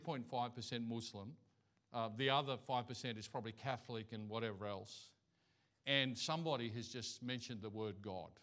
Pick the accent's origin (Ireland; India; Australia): Australia; first language English; now in Thailand; I'm from Australia. English is my language.